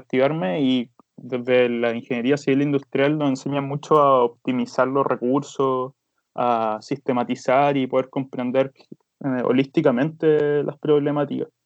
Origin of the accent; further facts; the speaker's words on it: Villa Alemana, Valparaíso, Chile; estudié toda mi infancia acá en Villa Alemana